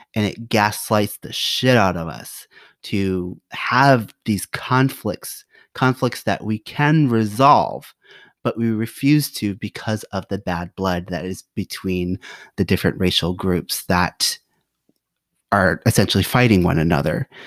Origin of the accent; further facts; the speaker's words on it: United States; I am an American. So I'm Khmer American